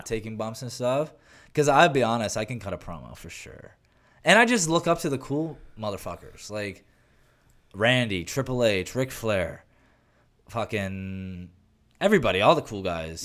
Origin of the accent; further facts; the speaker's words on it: Canada; I'm Canadian